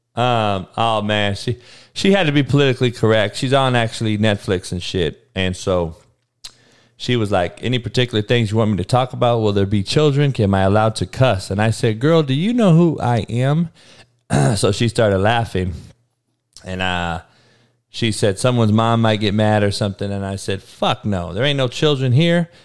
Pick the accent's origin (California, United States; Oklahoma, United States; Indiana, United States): California, United States; Compton; growing up in Compton